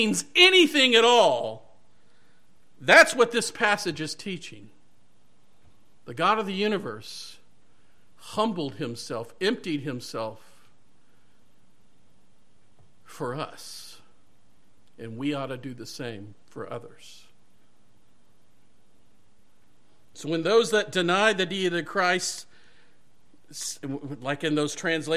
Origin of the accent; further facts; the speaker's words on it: Mississippi, United States; moved away as an adult; also born or lived in Colorado Springs, Colorado; I grew up in Mississippi